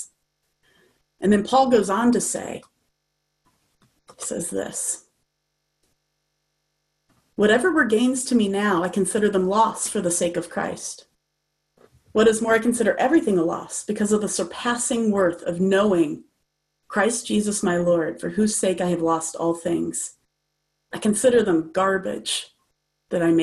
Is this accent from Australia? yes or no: no; United States; as an American citizen